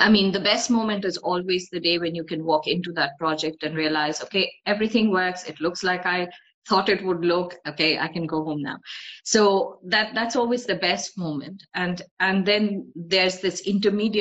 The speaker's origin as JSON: {"language": "English", "region": "North India", "country": "India", "tie": "born or raised there", "moved": "yes", "said": "So I'm ethnically Bengali, but I've grown up in North India."}